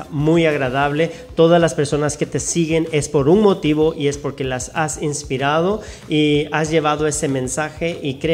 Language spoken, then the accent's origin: Spanish; El Progreso, Jutiapa, Guatemala; moved away; de Guatemala, soy de Guatemala